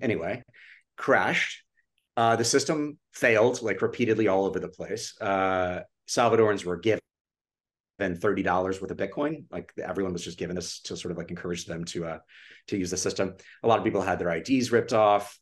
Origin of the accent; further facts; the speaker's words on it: Austin, Texas, United States; moved away; growing up in Austin was truly just a, it was an incredible childhood.